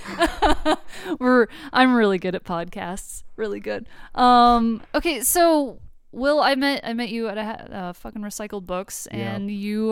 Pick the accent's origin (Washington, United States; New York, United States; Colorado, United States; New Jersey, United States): Colorado, United States; moved away; also born or lived in Denver; I lived in Denver for a number of years, being a Colorado native